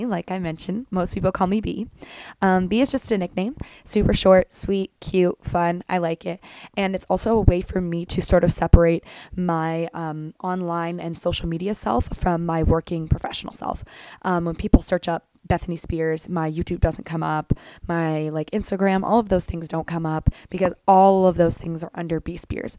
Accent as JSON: {"language": "English", "area": "small town 2.5 hours from Toronto", "region": "Ontario", "country": "Canada", "tie": "born or raised there", "also_born_or_lived": "Belleville, Ontario / Ireland", "moved": "as an adult", "lives_now": "Toronto, Canada", "said": "I grew up in a very, very, very small town, about 2.5 hours away from Toronto"}